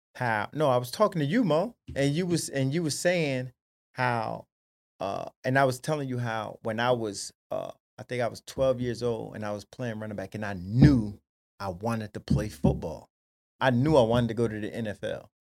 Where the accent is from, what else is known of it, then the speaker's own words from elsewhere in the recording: Paterson, New Jersey, United States; born and raised Paterson, New Jersey